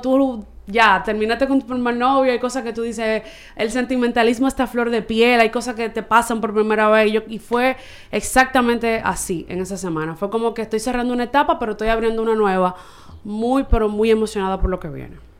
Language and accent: Spanish; Santo Domingo, Distrito Nacional, Dominican Republic; soy de aquí, de Santo Domingo